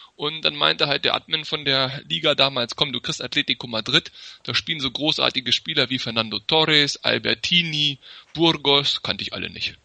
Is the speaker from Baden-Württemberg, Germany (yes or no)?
no; Hanover, Lower Saxony, Germany; Also, ich bin gebürtiger Hannoveraner